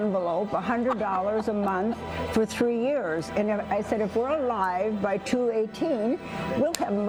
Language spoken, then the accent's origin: English; Minnesota, United States; moved away; we're both from Minnesota